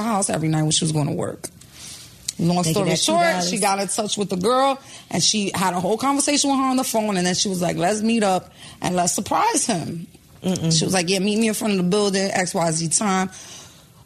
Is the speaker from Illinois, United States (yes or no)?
no; New York City, New York, United States; I'm from New York, you know. I'm from Chelsea Projects and I'm from the Bronx